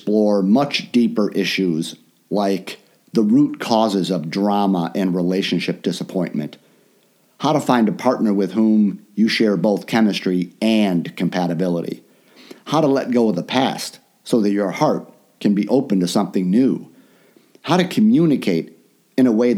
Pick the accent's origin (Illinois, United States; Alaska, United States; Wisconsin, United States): Illinois, United States; Chicago; moved away as an adult; also born or lived in Orlando; I live in my hometown of Chicago now